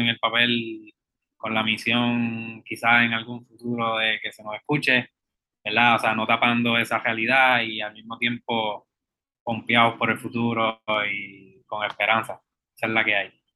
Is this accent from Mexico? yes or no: no; Puerto Rico; esas realidades que vivimos contemporáneamente como puertorriqueños